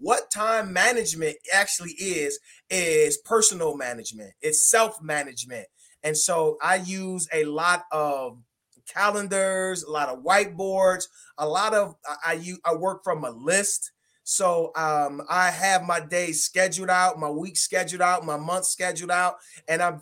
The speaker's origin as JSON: {"language": "English", "town": "Detroit", "region": "Michigan", "country": "United States", "tie": "born or raised there", "also_born_or_lived": "Iowa", "said": "born and raised in Detroit, Michigan"}